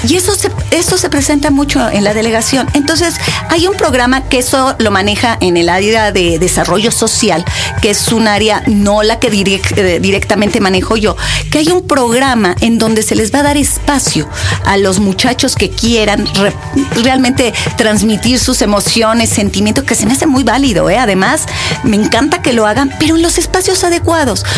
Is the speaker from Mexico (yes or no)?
yes; Mexico City, Mexico; yo soy ciudadana de Benito Juárez. Ahí nací, ahí crecí, ahí estudié.